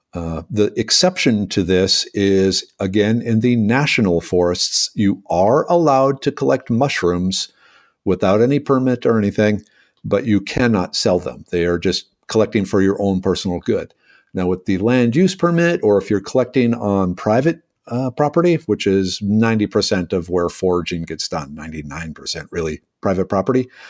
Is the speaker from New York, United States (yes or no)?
no; Minnesota, United States; now in Houston, United States; a small farm town kid from Minnesota originally.